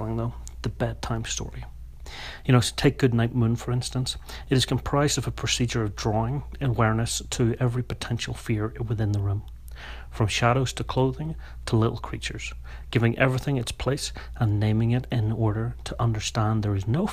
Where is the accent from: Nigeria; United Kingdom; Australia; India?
United Kingdom; Northern Ireland; moved away; I'm from Northern Ireland